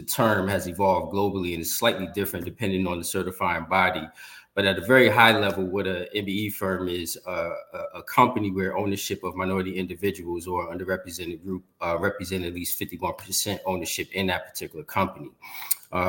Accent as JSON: {"language": "English", "town": "Newark", "region": "New Jersey", "country": "United States", "tie": "born or raised there", "also_born_or_lived": "Atlanta, Georgia", "said": "I'm born and raised in Newark, New Jersey"}